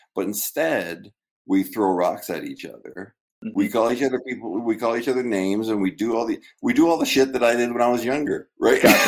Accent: Canada; moved away as an adult; also born or lived in Michigan, United States; now in United States; I'm a Canadian citizen here on my yeah. third year card, you know, and I had a student visa, you know, at Michigan State, and three green cards now, and um, I, you know, I've lived in the U.S. longer than Canada.

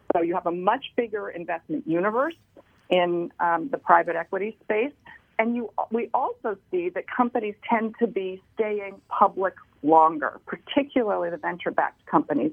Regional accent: Washington, District of Columbia, United States; moved away as an adult; now in New York, United States; I'm from Washington D.C.

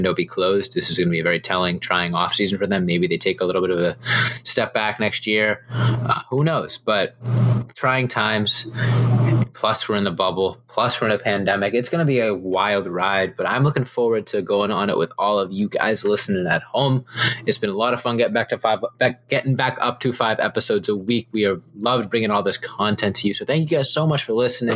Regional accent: Boston, Massachusetts, United States; I am from Boston

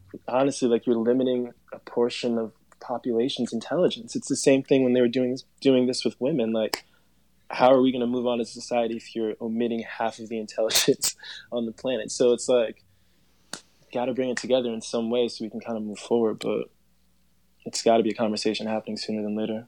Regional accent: Long Island, New York, United States; also born or lived in Bronx, New York; coming from Long Island

